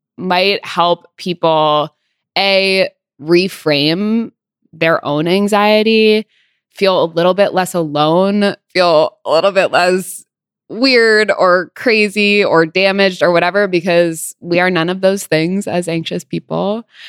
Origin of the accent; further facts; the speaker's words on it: Santa Barbara, California, United States; also born or lived in Los Angeles; I am from Santa Barbara. Well, I lived in L A until I was eight, and then we moved to Santa Barbara